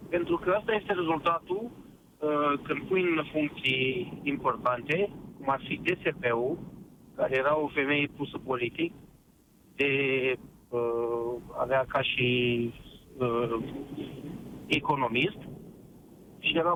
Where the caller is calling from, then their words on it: Suceava, Suceava County, Romania; sunt din Suceava.